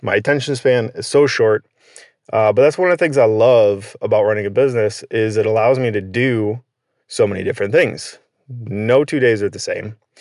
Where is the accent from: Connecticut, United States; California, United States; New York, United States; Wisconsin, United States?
Connecticut, United States; born and raised in Connecticut